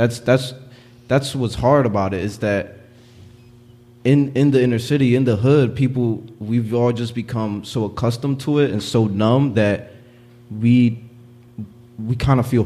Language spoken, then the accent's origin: English; Philadelphia, Pennsylvania, United States; growing up in North Philly